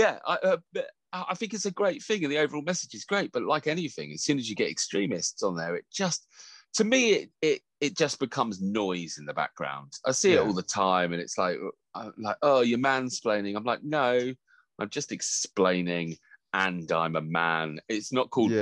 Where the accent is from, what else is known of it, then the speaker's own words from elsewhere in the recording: Devon, South West England, United Kingdom; also born or lived in United States; I was in America when I was really young, and then during my formative years, I was in Devon